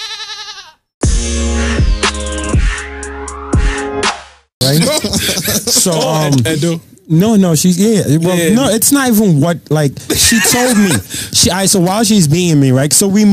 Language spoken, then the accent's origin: English; Nigeria; moved away; I grew up in Nigeria